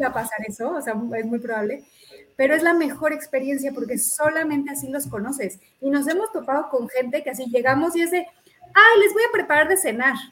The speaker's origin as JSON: {"language": "Spanish", "country": "Mexico", "said": "todos los mexicanos"}